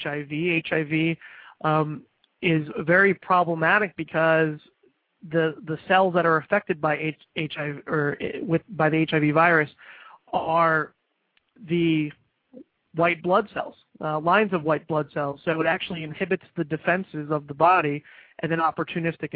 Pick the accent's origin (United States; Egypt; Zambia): United States; Florida; Indian River and St. Lucie counties in state of Florida, my home state